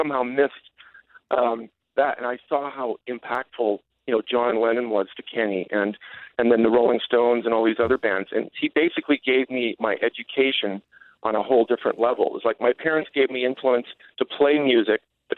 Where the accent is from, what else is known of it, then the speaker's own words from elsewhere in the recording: Winnipeg, Manitoba, Canada; when I grew up as a kid in Winnipeg